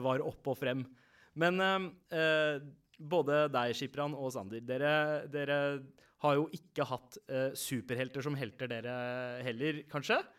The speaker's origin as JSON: {"language": "Norwegian", "region": "Oslo", "country": "Norway", "tie": "born or raised there", "said": "alle vi fire vi har vokst opp uh, på Søndre Nordstrand"}